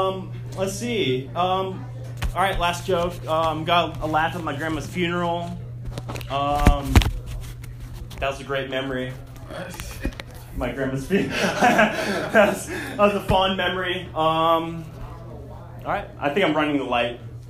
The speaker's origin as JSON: {"language": "English", "town": "Seattle", "region": "Washington", "country": "United States", "lives_now": "Los Angeles, United States", "said": "Yeah, so I'm new to LA. I'm up in Northridge. I'm from Seattle, from the north"}